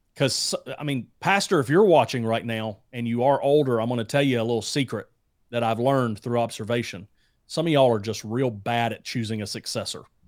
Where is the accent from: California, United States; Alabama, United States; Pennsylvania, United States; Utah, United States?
Alabama, United States; moved away; I'm from Alabama originally.